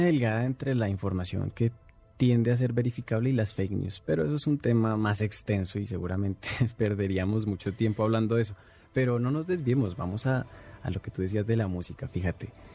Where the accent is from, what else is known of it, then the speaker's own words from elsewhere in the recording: Colombia; now in Mexico; desde mi tierra, desde Colombia a través de Internet